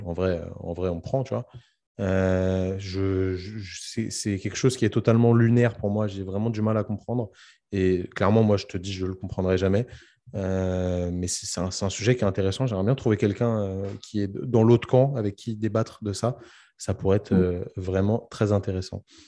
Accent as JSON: {"language": "French", "town": "Paris", "region": "Île-de-France", "country": "France", "moved": "yes", "said": "je suis parisien"}